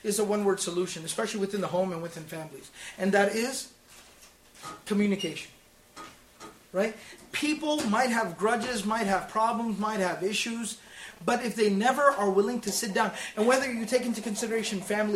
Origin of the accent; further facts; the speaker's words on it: Dallas, Texas, United States; I was born and raised in Texas, in Dallas